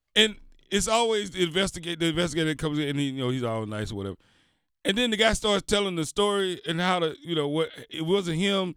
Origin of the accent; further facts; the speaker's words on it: the South, United States; moved away; I grew up in the South